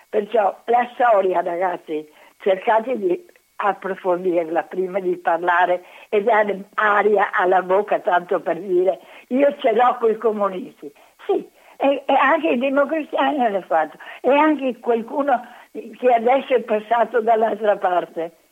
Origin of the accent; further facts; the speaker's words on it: Venice, Veneto, Italy; io sono nata a Venezia